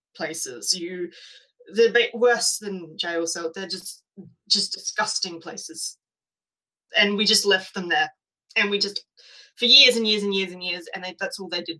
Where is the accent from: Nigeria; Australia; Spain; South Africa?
Australia; we come from England